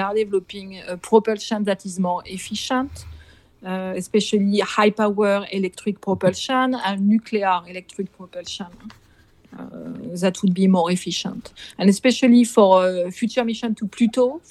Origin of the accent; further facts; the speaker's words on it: Nantes, Pays de la Loire, France; moved away as an adult; now in United States; I come from Nantes in France, in Brittany